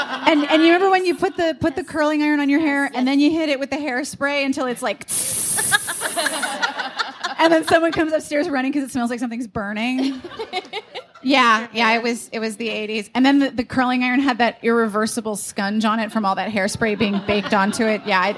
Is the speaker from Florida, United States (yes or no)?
no; Pittsburgh, Pennsylvania, United States; I was growing up in Pittsburgh when there was like Mario Lemieux and Jaromir Jagr